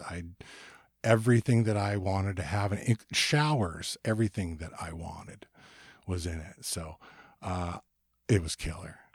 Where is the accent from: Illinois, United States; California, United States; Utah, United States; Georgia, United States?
California, United States; Ventura; moved away; also born or lived in Portland; I moved from Portland back to my hometown of Ventura, California, in two thousand and four